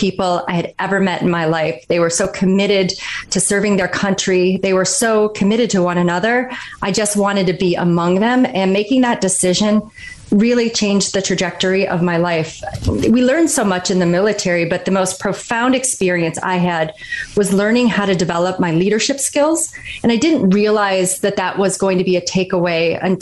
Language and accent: English; Kalkaska, Michigan, United States; moved away as an adult; I grew up in Northern Michigan, a really small town called Kalkaska